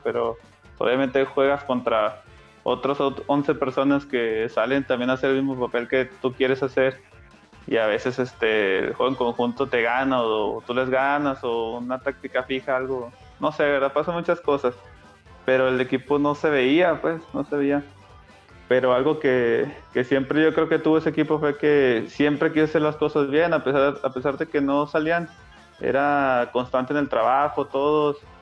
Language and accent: Spanish; Comarca Lagunera, Mexico; yo soy, soy lagunero, soy canterano de Santos